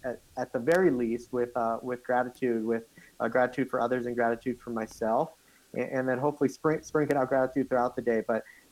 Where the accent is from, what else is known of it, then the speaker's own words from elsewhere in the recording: South Africa; born there; Actually, I can't. I was born in South Africa.